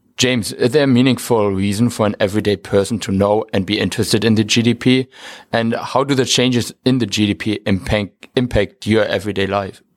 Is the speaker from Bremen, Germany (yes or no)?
yes; Bremen, Germany; moved away; I'm from Bremen, Germany